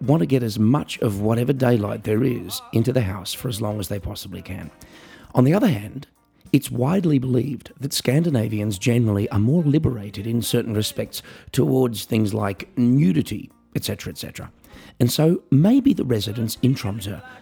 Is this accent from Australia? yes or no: yes; Australia; I'm an Australian piano entertainer